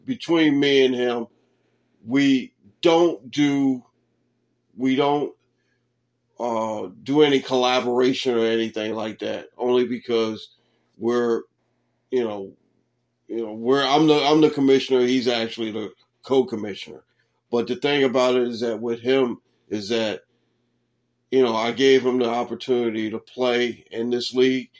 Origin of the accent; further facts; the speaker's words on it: Baltimore, Maryland, United States; my hometown Baltimore Ravens